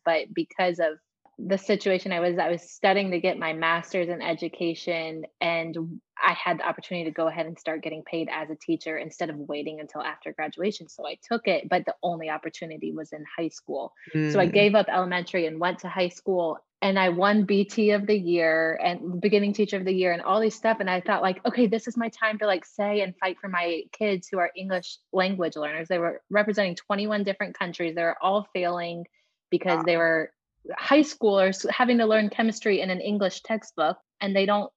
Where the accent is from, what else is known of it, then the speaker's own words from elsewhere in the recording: Greensboro, North Carolina, United States; moved away as an adult; also born or lived in Chapel Hill, North Carolina; now in Raleigh, United States; we were born in Greensboro, grew up there